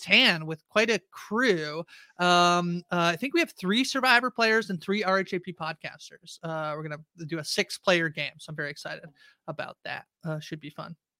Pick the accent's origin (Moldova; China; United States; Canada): Canada; I'm Canadian